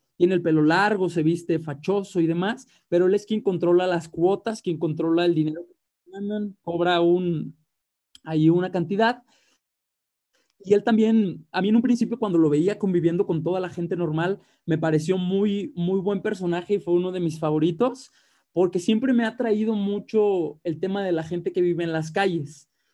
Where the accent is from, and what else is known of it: Mexico